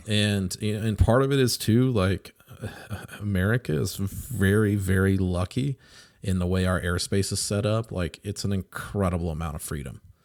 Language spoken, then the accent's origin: English; United States; we as American pilots